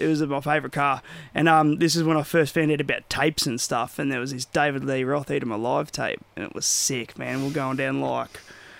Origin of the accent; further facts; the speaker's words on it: Bendigo, Victoria, Australia; also born or lived in Croydon, Victoria; then I was about 11-ish, and then we all moved up to Bendigo.